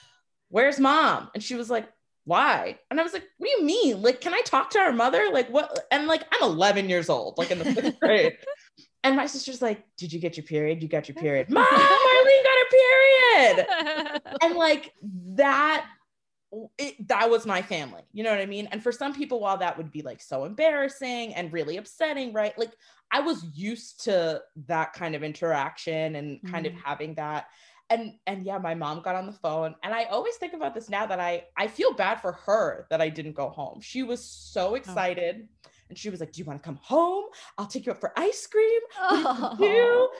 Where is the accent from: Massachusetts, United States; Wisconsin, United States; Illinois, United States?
Massachusetts, United States; Swampscott; I grew up in Swampscott, which is predominantly white